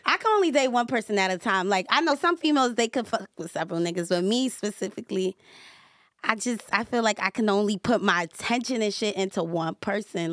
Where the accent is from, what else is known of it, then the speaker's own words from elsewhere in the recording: New York City, New York, United States; I'm from Staten Island